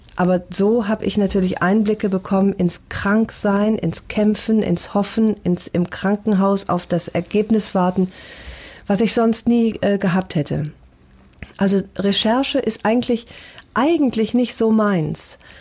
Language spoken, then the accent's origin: German; North Rhine-Westphalia, Germany; now in Hamburg, Germany; Ich ähm, bin tatsächlich sehr heimatverbunden